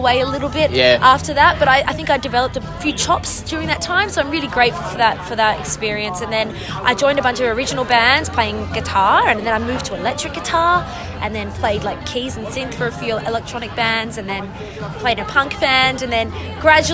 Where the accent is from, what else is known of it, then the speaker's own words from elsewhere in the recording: Fremantle, Western Australia, Australia; I am from Fremantle in Western Australia